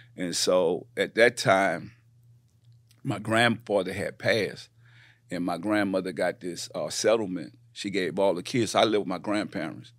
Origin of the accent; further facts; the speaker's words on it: New Orleans, Louisiana, United States; moved away as an adult; also born or lived in Richmond, California / Houston; I come from New Orleans, uh, born and raised